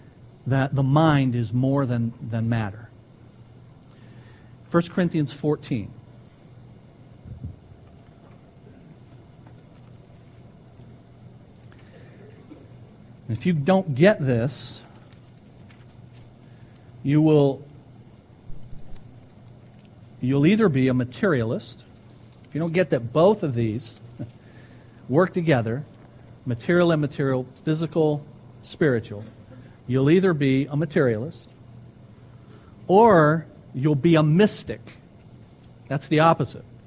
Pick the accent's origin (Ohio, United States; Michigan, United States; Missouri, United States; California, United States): Michigan, United States; Ecorse; I grew up an Ecorsian. I'm not sure if that's a word, but I grew up in Ecors